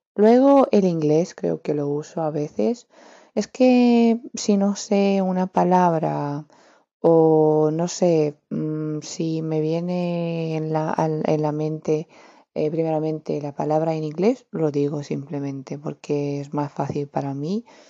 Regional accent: Romania; Spanish is a second language; Soy de Rumanía

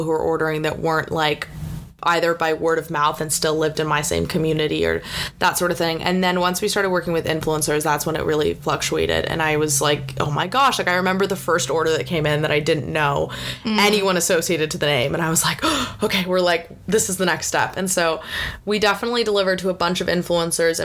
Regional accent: California, United States; growing up in California

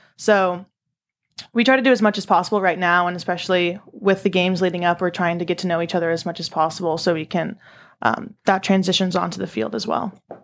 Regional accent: San Diego, California, United States; I'm from San Diego

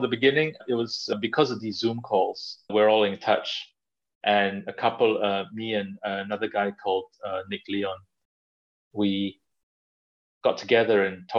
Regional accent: Malaysia; like Malaysia is my home. It's where all my relatives are, where my parents are. I have friends there. I am Malaysian in the way that I love eating and I love just socializing

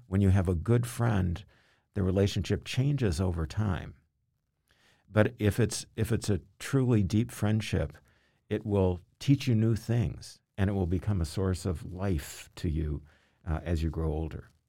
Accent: Louisville, Kentucky, United States; moved away as an adult; also born or lived in Massachusetts; I grew up in Kentucky, in Louisville, Kentucky

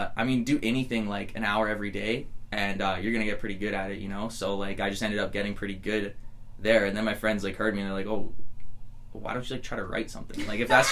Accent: just outside of Edmonton, Alberta, Canada; also born or lived in Bellingham, Washington, United States; I grew up just outside of Edmonton

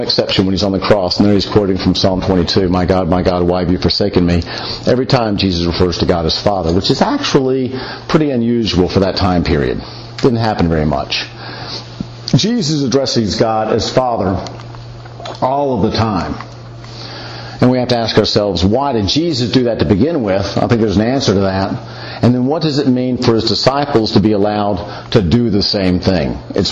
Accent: the South, United States; I'm from the South

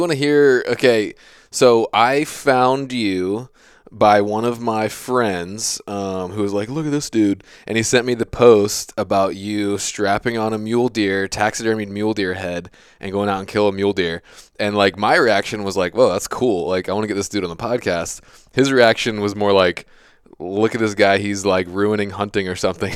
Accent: Virginia, United States; I have that a little bit bred into me just from growing up in Virginia

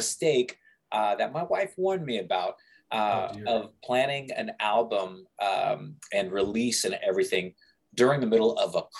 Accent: Kansas, United States; moved away as an adult; also born or lived in New York City / New Jersey; Born and raised in Kansas, made in New York City. And you know, made New Jersey my home.

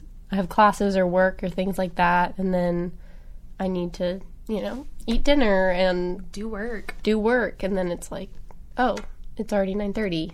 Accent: Jonesboro, Arkansas, United States; I'm from Arkansas, I'm from Jonesboro, and I have a big family and grew up with a lot of animals

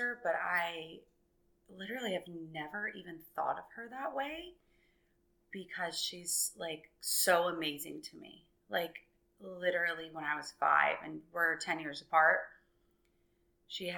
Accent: Orlando, Florida, United States; I grew up in Orlando. I'm from here. I grew up over by the airport in Conway

